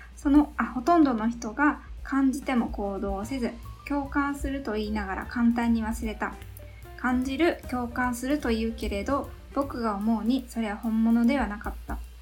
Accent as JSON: {"language": "Japanese", "region": "Yamaguchi", "country": "Japan", "tie": "born or raised there", "said": "私山口県山口市出身日本生まれ日本育ち"}